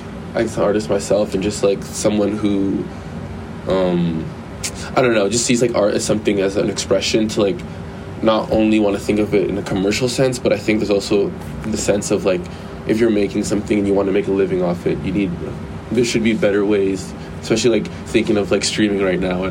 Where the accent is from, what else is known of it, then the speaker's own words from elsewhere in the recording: Canada; moved away as an adult; now in Los Angeles, United States; I'm from Canada